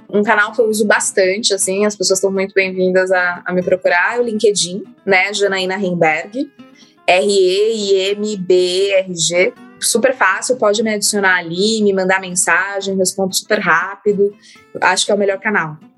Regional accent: São Paulo, Brazil; eu vim de, da periferia de São Paulo

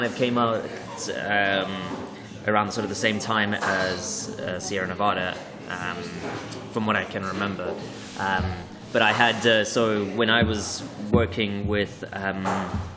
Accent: Cape Town, Western Cape, South Africa; now in London, United Kingdom; a brewery from my hometown, Devil's Peak Brewing Company

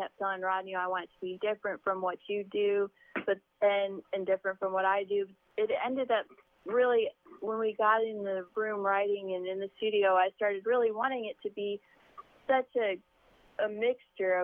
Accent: Valley Stream, New York, United States; moved away; I'm from Long Island

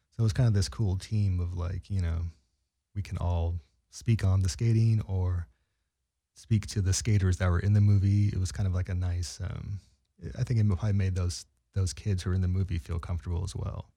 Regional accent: San Francisco, California, United States; I was from San Francisco

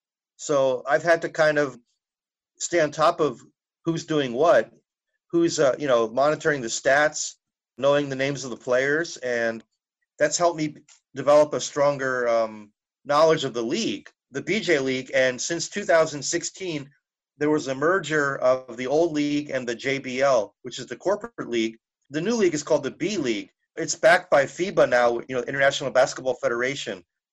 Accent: New Jersey, United States; I guess growing up in New Jersey kind of helped, just to be aware of who he was, because I liked reading.

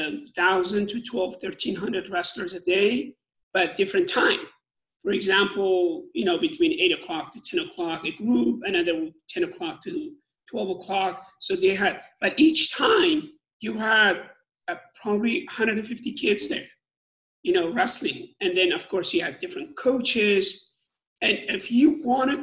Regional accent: Iran; moved away as an adult; my hometown was, back then, was one of the best, I would say, top 3 or 5 in nation in Iran

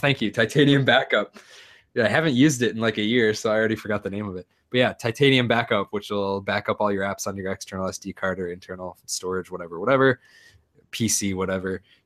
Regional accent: United States; moved away; I'm an American

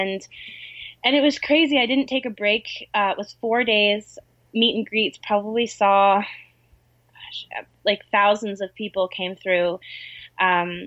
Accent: Canada; also born or lived in Vancouver Island; I'm Canadian

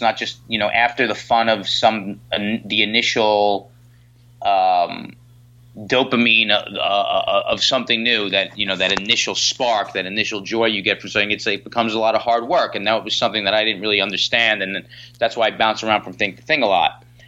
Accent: New York, United States; I'm a born and bred New York kid

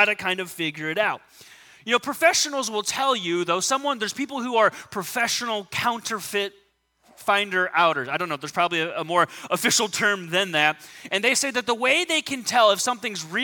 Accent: Southern California, United States; I grew up in Southern California.

